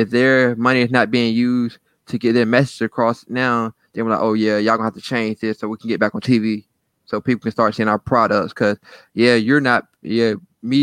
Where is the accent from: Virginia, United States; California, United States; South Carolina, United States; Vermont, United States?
Virginia, United States; Portsmouth; we came from Portsmouth public schools